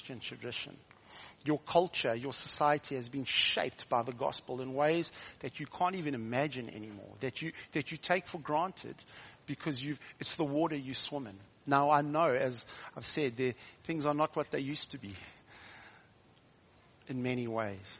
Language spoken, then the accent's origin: English; South Africa; also born or lived in Hilton, near Durban, South Africa; I'm from South Africa